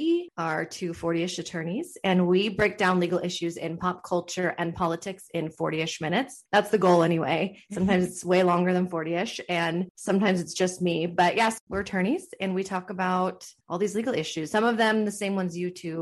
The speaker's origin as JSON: {"language": "English", "area": "Orange County", "region": "California", "country": "United States", "tie": "born or raised there", "also_born_or_lived": "Los Angeles", "said": "I'm born and raised in Orange County."}